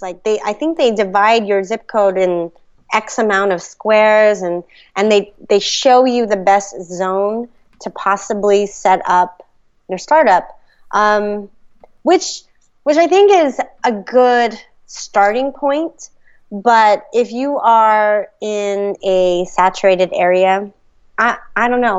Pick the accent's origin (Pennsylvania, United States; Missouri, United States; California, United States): California, United States; the Bay Area; also born or lived in New York; now in Sacramento, United States; I grew up in the Bay